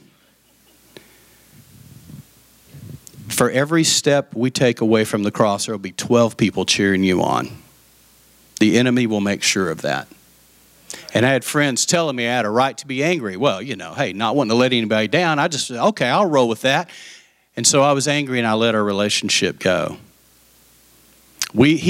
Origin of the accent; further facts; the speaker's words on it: West Texas, United States; I'm from West Texas